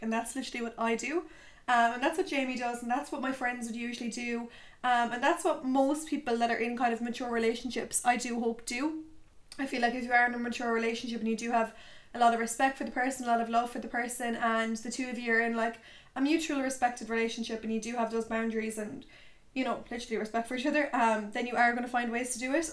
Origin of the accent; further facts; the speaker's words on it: Tipperary, Munster, Ireland; moved away as an adult; now in Limerick, Ireland; My hometown friends are in Tips